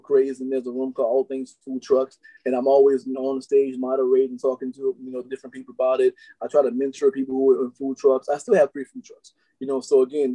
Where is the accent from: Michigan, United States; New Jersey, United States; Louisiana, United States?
Louisiana, United States; New Orleans; I grew up in New Orleans